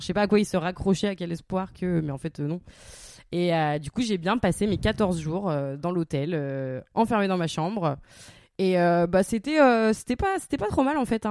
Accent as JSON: {"language": "French", "area": "the Nord", "region": "Hauts-de-France", "country": "France", "also_born_or_lived": "Cambodia", "moved": "as an adult", "said": "on vient du Nord"}